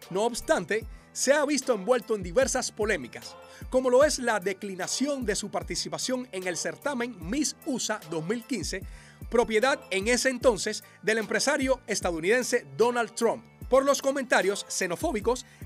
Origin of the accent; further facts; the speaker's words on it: Medellín, Antioquia, Colombia; soy de Medellín, Colombia.